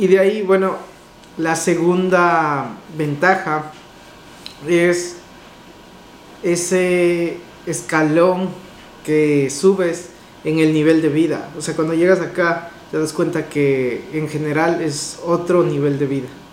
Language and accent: Spanish; Ecuador; moved away